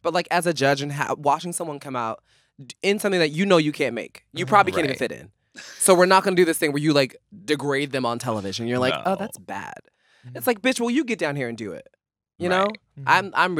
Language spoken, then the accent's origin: English; Philadelphia, Pennsylvania, United States; I'm from Philly. We don't do all that.